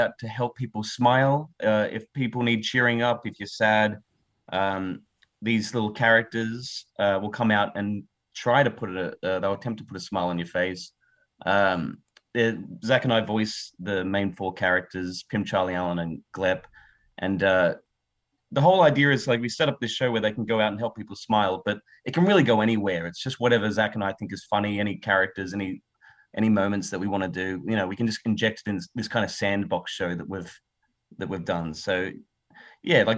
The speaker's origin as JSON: {"language": "English", "town": "Wollongong", "region": "New South Wales", "country": "Australia", "also_born_or_lived": "Melbourne", "accent": "New South Wales city dialect", "moved": "as an adult", "lives_now": "United States", "said": "I'm originally from a town called Wollongong in Australia, which is close to Sydney"}